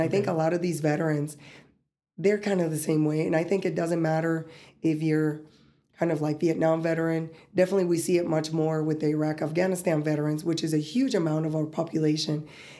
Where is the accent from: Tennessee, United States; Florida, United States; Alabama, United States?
Florida, United States; West Palm Beach; also born or lived in Colombia; I'm from West Palm Beach, Florida, but last time I've been there was maybe over 8 years ago. You know, I was born in Colombia. I go there more often.